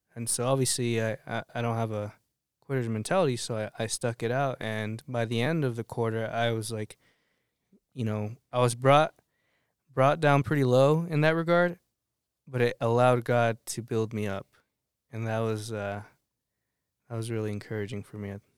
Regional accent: Arizona, United States; moved away as an adult; also born or lived in Colorado; now in Lyman, United States; I'm from Arizona.

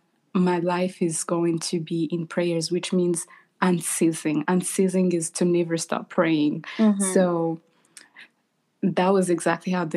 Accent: Rwanda; now in United States; I am born and raised in Rwanda. I currently live in the United States.

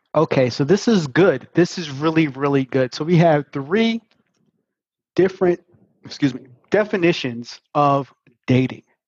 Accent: New York City, New York, United States; I'm from Brooklyn

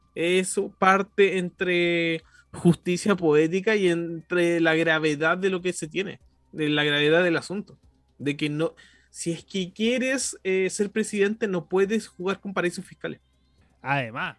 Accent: Chile; como chileno

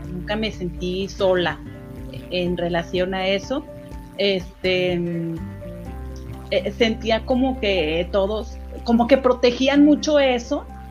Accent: Durango, Mexico; moved away; yo soy de Durango, entonces el venirme para acá, por ejemplo, en esos momentos en que sufría porque dejaba todo, dejaba a mis amigos, mi escuela, todo

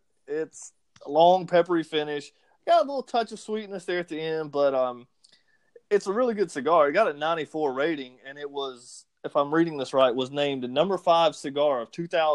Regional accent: Lancaster, South Carolina, United States; my hometown, Lancaster, South Carolina.

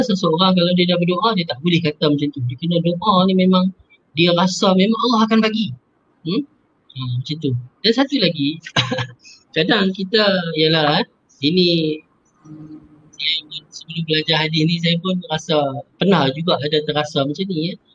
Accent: Penang, Malaysia; Macam saya orang Penang, saya doa dalam bahasa Penang

